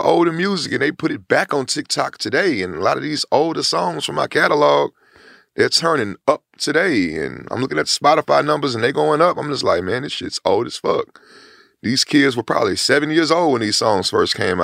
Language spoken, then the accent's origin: English; Houston, Texas, United States; I'm from Studio Wood